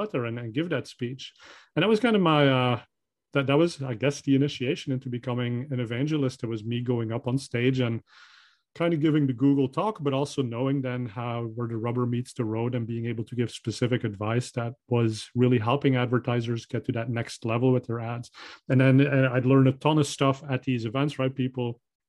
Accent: Belgium; English is a second language; moved away; I'm originally from Belgium, so I speak Dutch

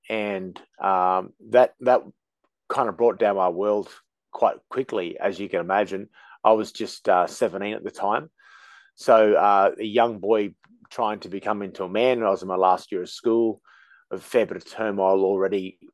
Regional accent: Australia; Being Australian

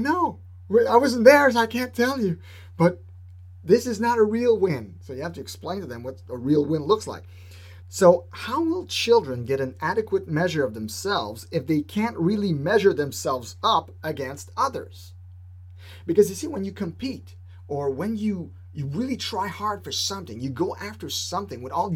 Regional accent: Quebec, Canada; I'm from Quebec

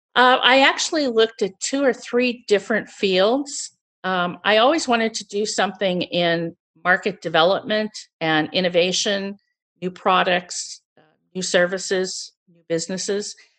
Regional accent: St. Louis, Missouri, United States; moved away as an adult; also born or lived in Chicago; I was born and raised in Missouri, which is in the central U S, and, uh, I lived in Saint Louis until I went to school in Chicago

